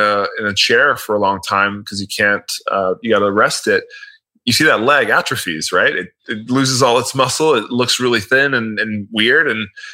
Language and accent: English; Miami, Florida, United States; I'm from Miami